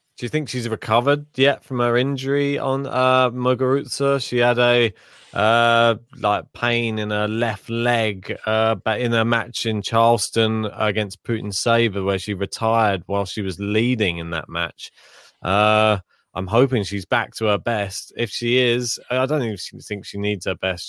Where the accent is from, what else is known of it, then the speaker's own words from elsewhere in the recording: England, United Kingdom; we are from England